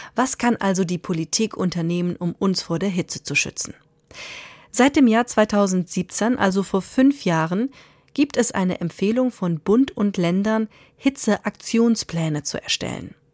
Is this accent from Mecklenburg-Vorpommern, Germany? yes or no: no; Hesse, Germany; bei uns in Hessen